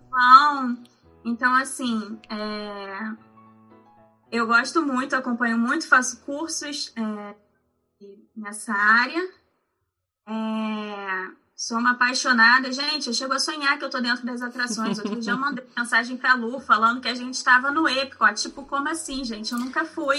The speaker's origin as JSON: {"language": "Portuguese", "region": "Rio de Janeiro", "country": "Brazil", "said": "eu sou do Rio, né? É, sou carioca"}